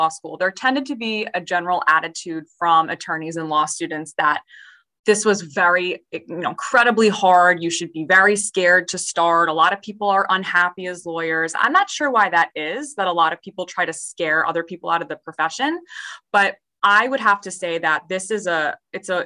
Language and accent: English; Chester County, Pennsylvania, United States; moved away as an adult; now in New Jersey, United States; I was from Chester County. So maybe like 45 minutes outside of Philadelphia